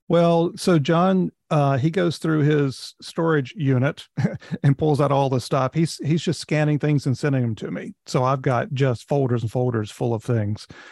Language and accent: English; North Carolina, United States; now in Hershey, United States; I'm from North Carolina